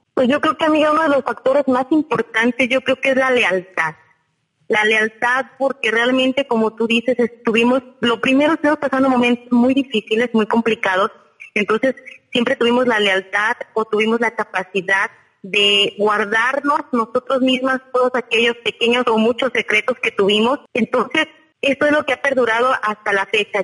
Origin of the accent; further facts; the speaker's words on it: Hidalgo, Mexico; now in Mazatlán, Mexico; soy del estado de Hidalgo, incluso no soy de aquí de Mazatlán